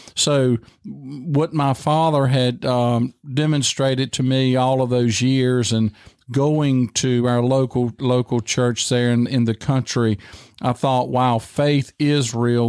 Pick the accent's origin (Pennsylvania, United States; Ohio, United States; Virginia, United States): Virginia, United States; Tight Squeeze / Dry Fork; moved away as an adult; I grew up there and we raised tobacco